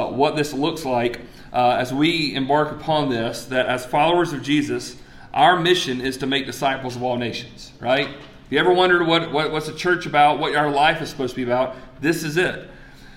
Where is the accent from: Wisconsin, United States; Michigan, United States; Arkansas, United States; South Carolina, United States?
South Carolina, United States; Greenwood; my hometown of Greenwood, South Carolina